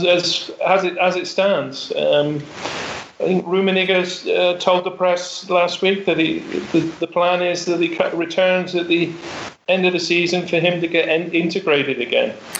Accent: England, United Kingdom; an Englishman

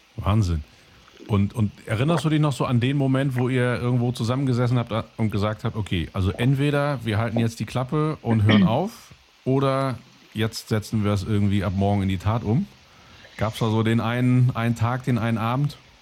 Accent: Cologne, North Rhine-Westphalia, Germany; ich komme aus Köln, da trinkt keiner Wein. Also bei uns in der ganzen Familie trinken alle Kölsch

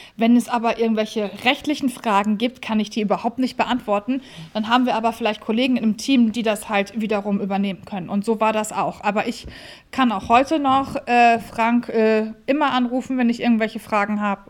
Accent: Hamburg, Germany; wir sind Hamburger Kaufleute

